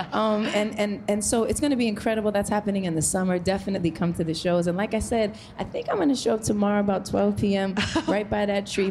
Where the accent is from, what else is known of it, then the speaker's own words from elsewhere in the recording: New York, United States; I'm a New Yorker